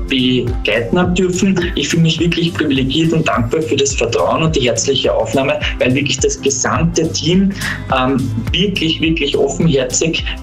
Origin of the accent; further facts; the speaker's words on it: Parndorf, Burgenland, Austria; es ist ja kein Geheimnis, dass ich äh, Burgenländer bin. Ich komme aus Bahndorf. Viele kennen den Ort vielleicht vom riesigen Designer Outlet Center ja. oder dem nahen Neusiedlersee.